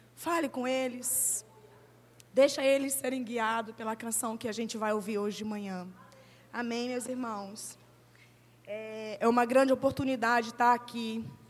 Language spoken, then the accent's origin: Portuguese; Roraima, Brazil; moved away; eu estava em Roraima, porque eu sou de Roraima